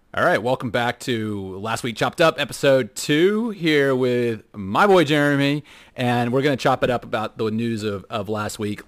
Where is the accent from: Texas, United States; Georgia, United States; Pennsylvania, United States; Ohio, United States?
Texas, United States; Houston; now in Netherlands; We grew up in Houston